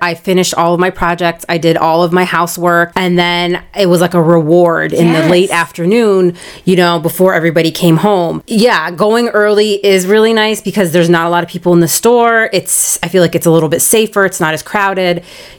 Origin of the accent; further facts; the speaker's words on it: Canal Fulton, Ohio, United States; We're from Canal Fulton.